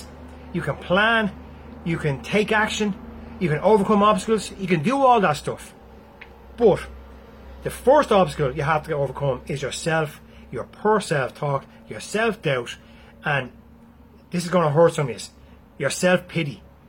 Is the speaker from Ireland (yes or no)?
yes; Galway, Connacht, Ireland; You're from Dublin. That's it. I'm from Galway.